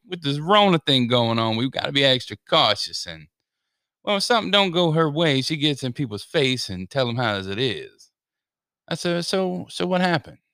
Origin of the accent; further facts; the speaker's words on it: Denver, Colorado, United States; I was born in Denver, Colorado